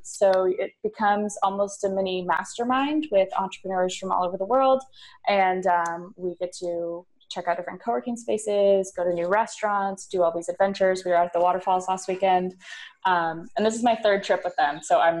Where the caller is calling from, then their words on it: Split, Split-Dalmatia County, Croatia; I'm recording from Split, Croatia.